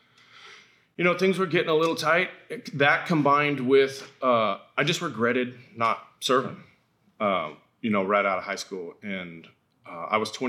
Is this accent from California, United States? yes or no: yes; Folsom, California, United States; also born or lived in Auburn; I was born in Auburn. I was raised in Folsom, like Old Town Folsom